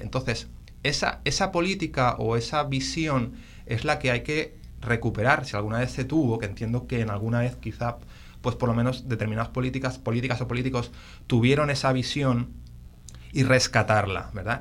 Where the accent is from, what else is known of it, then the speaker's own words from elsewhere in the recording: Barcelona, Catalonia, Spain; now in Puerto Rico; yo, soy de Barcelona